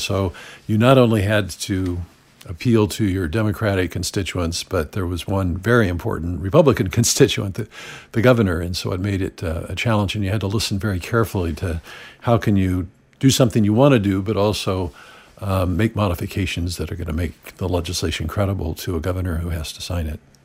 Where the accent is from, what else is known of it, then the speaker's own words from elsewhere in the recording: Santa Barbara, California, United States; from my hometown of Santa Barbara